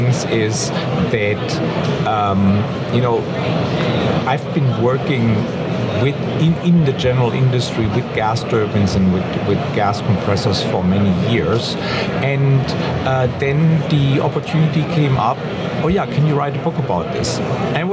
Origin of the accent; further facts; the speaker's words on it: Germany; English is a second language; moved away as an adult; now in San Diego, United States; I'm originally from Germany